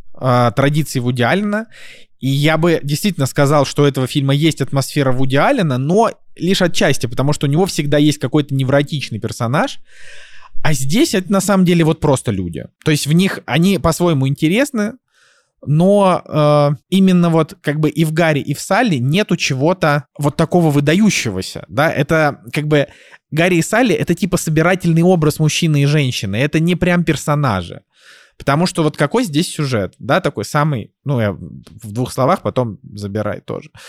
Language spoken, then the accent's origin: Russian; Saint Petersburg, Russia; moved away; мой родной город